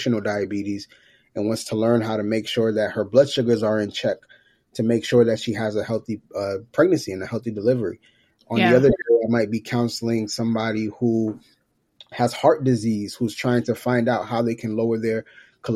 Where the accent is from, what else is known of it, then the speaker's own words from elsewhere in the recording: New York, United States; moved away; also born or lived in Georgia; So growing up, I'm from New York, parents from Haiti, grew up in New York, moved to Georgia in 2000.